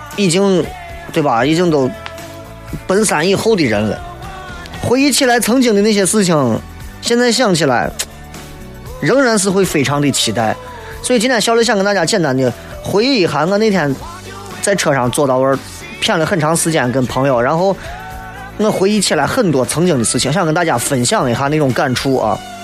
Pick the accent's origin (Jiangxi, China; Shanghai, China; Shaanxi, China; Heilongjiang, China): Shaanxi, China; Xi'an; 作为一名八零后，作为一个西安人